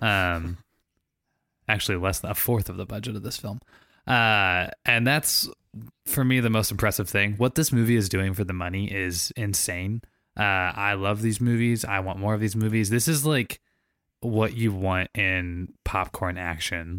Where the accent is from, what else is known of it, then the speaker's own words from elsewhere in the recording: St. Louis, Missouri, United States; I grew up in Saint Louis, Missouri, playing ice hockey my whole life